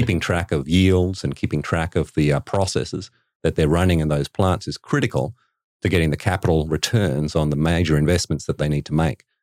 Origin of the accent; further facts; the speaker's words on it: Western Australia, Australia; moved away; growing up in Western Australia, uh, meant that, uh, I lived in an environment reasonably remote